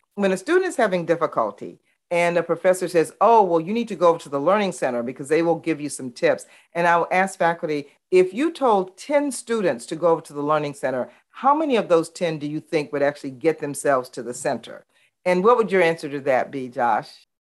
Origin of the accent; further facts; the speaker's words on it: Baton Rouge, Louisiana, United States; growing up in the Jim Crow South, where Baton Rouge was very, very segregated, and I actually integrated Glen Oaks High School